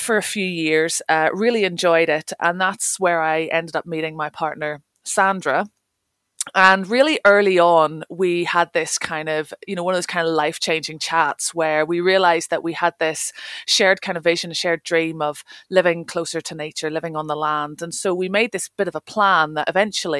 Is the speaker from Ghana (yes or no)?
no; Northern Ireland, United Kingdom; moved away as an adult; also born or lived in London / Highlands, Scotland; now in Scottish Highlands, United Kingdom; I grew up in Northern Ireland, left there when I was 18 to go to university